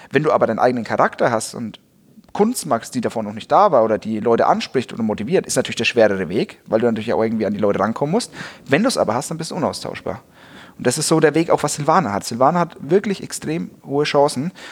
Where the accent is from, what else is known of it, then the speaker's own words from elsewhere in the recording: Bavaria, Germany; Also das merke ich halt als Franke auch, weil wir als Franken, wir sind ja immer schon die Underdogs.